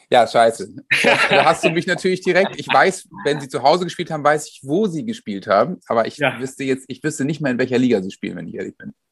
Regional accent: Bremen, Germany; Es ist ja nicht so bei uns in der Stadt, dass da zwei große Vereine sind, ähm, sondern bei uns in Bremen gibt es eben Werder und ja auch die ganze Region.

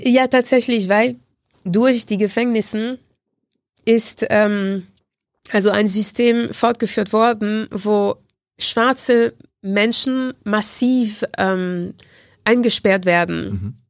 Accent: Martinique; German is a second language; moved away; in dem Insel, Insel, wo ich herkomme, Martinique

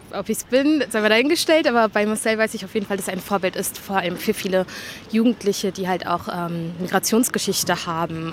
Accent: Berlin, Germany; also born or lived in Gropiusstadt, Berlin; ich bin vorher in Britz aufgewachsen und ähm, bin dann, glaube ich, mit 13 hergezogen in der Gruppestadt

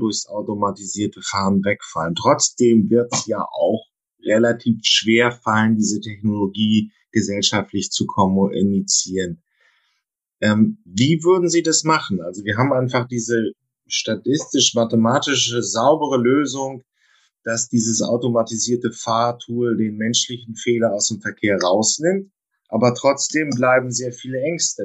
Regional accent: Germany; da sind wir ja Deutsche

